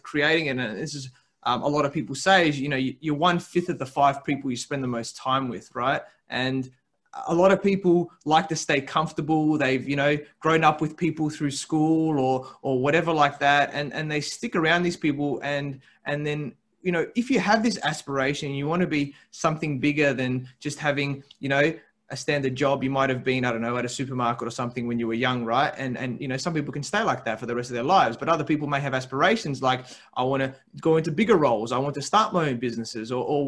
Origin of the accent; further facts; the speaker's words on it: Adelaide, South Australia, Australia; moved away as an adult; now in Sydney, Australia; I grew up in Adelaide in South Australia, right? And my company wanted me to move to Sydney